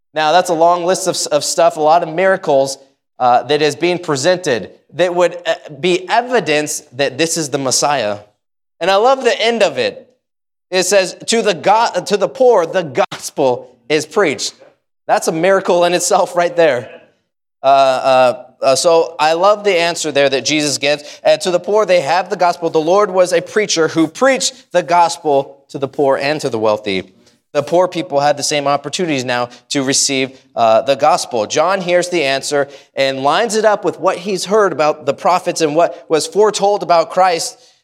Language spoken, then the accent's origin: English; United States; I love being an American Baptist. Uh, I, I love it. I love my country